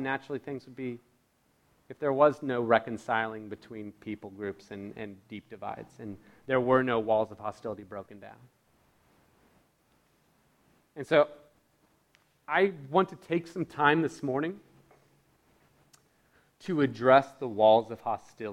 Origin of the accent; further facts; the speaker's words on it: United States; being born and raised in America